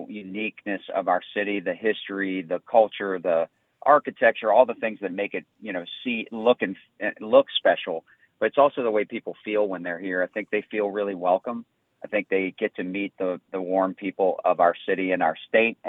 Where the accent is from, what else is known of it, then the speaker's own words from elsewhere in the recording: St. Bernard Parish, Louisiana, United States; I grew up in St. Bernard Parish.